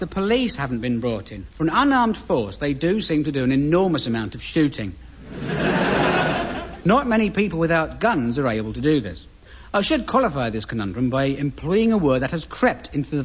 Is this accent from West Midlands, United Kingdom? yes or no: no; Aldershot, South East England, United Kingdom; I grew up in the Aldershot area